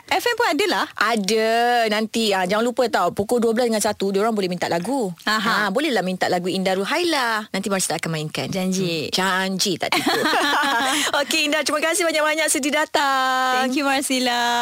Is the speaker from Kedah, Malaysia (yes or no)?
no; Johor, Malaysia; saya orang Johor